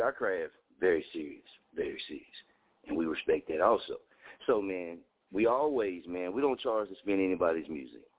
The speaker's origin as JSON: {"language": "English", "town": "Muskogee", "region": "Oklahoma", "country": "United States", "tie": "born or raised there", "moved": "as an adult", "said": "Muskogee for me, Muskogee is not my market. It's my hometown. I love it here"}